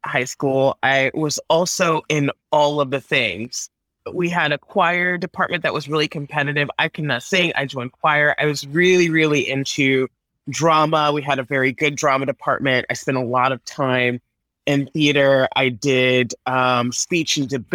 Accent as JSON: {"language": "English", "region": "Texas", "country": "United States", "tie": "born or raised there", "said": "growing up in Texas"}